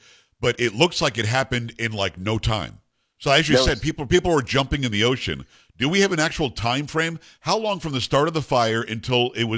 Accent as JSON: {"language": "English", "region": "New York", "country": "United States", "tie": "born or raised there", "said": "I remember growing up in New York, we had this big loud fire siren that would be an emergency alert"}